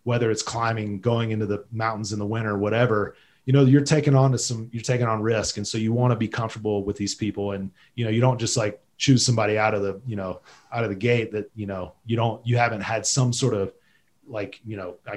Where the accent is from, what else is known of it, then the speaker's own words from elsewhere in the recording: North Carolina, United States; moved away as an adult; now in Jackson, United States; I'm from North Carolina. I grew up on near the coast.